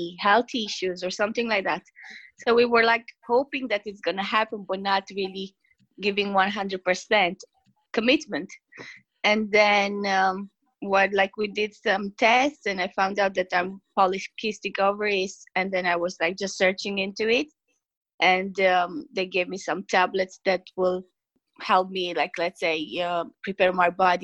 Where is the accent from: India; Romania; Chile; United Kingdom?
Romania; English is a second language; now in Ireland; me being from a different country, people will maybe like think about like my accent or the way I speak English